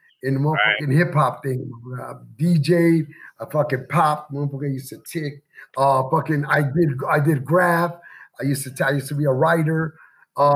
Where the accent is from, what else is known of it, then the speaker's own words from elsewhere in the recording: Chicago, Illinois, United States; also born or lived in Indiana; now in Henderson, United States; I'm from Chicago